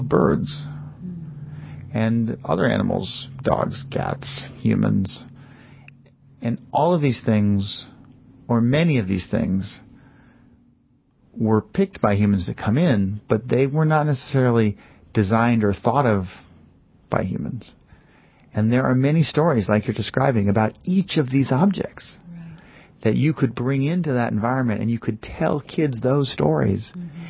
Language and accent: English; New York City, New York, United States; growing up in New York City